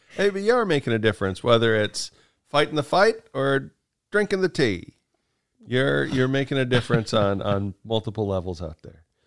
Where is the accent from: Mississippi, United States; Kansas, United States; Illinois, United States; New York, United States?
Kansas, United States; moved away; I'm from Kansas